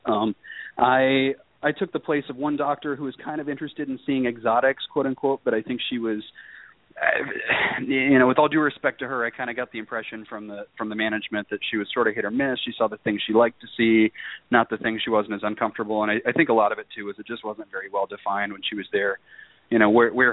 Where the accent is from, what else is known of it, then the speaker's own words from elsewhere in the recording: outside of Chicago, Illinois, United States; I grew up in a cul-de-sac actually outside of Chicago